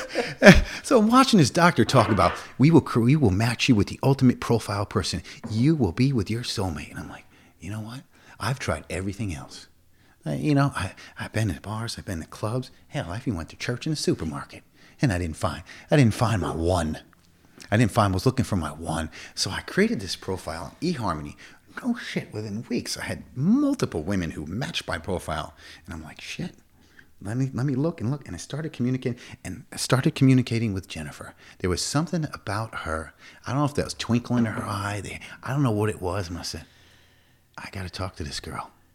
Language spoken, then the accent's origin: English; Schenectady, New York, United States; moved away as an adult; now in Plattsburgh, United States; I grew up in Schenectady.